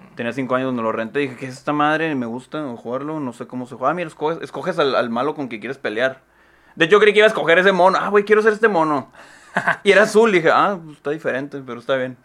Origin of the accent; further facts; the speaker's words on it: San Luis Río Colorado, Sonora, Mexico; moved away; en San Luis, ahí en mi tierra